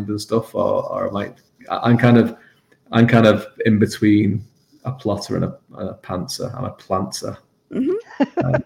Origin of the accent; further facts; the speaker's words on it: England, United Kingdom; I grew up in England, where it's like this island nation